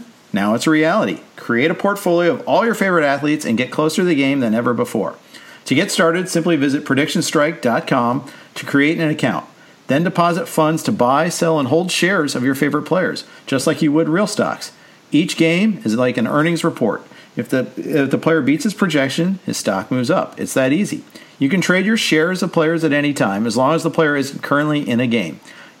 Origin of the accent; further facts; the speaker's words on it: Indianapolis, Indiana, United States; I grew up in Indy.